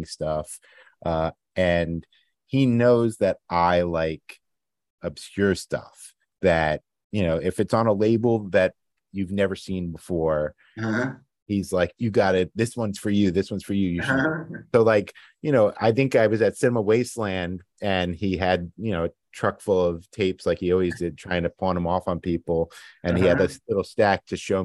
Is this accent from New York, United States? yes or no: yes; New York City, New York, United States; being a New Yorker